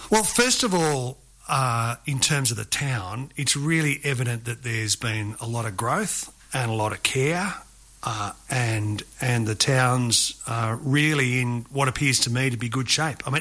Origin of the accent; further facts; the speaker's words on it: Glen Innes, New South Wales, Australia; I spent uh, four years living here, and I whenever anybody says where do you come from, I say I come from Glen Innes.